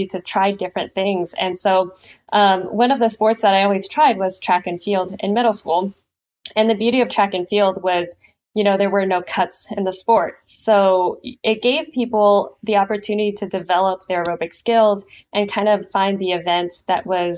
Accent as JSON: {"language": "English", "town": "San Lorenzo", "region": "California", "country": "United States", "tie": "born or raised there", "also_born_or_lived": "San Diego", "said": "I grew up in San Leandro, San Lorenzo to be specific, and that's on the East Bay."}